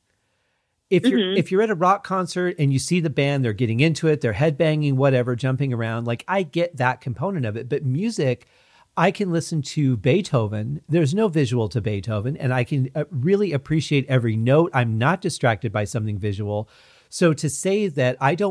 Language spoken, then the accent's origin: English; Michigan, United States; I grew up in Michigan